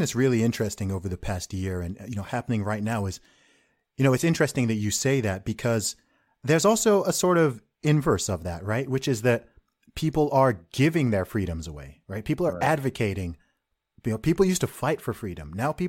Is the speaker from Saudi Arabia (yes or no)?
yes; Saudi Arabia; I grew up in Saudi Arabia, so I've kind of got like an interesting contrast here